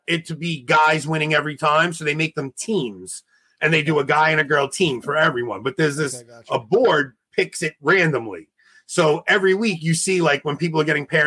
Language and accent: English; New York, United States; as a New Yorker